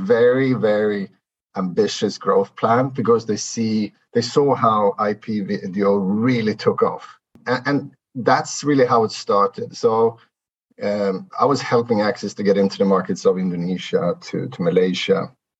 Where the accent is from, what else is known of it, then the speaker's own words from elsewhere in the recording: Sweden; moved away as an adult; also born or lived in Asia; originally I'm from Sweden and therefore the complicated surname. I moved out here to Asia 2009 as part of the Swedish embassy costume.